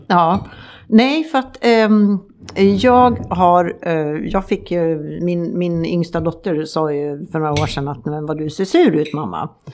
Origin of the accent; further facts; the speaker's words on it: Sweden; moved away; hemma i Sverige